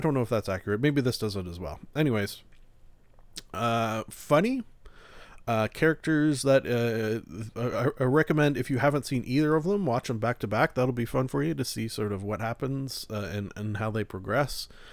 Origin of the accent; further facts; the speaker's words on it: Canada; being a Canadian